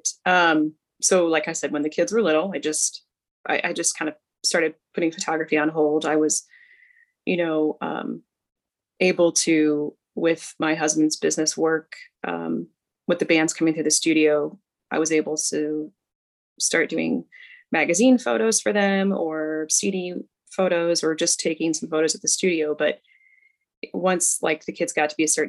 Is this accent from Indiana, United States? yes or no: yes; right outside of Cincinnati, Ohio, Indiana, United States; I grew up in Indiana, but right outside of Cincinnati, Ohio